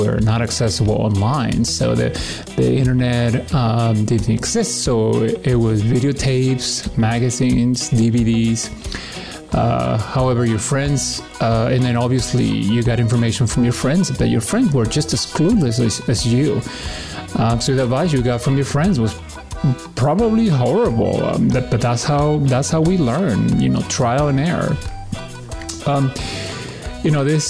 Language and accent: English; Peru; born or raised there; now in Washington, D.C. area, United States